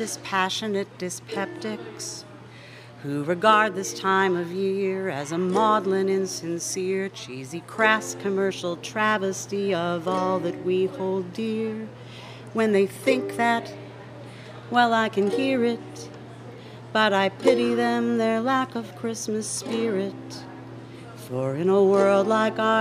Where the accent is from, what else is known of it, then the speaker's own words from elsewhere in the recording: New Jersey, United States; moved away; From my home state of New Jersey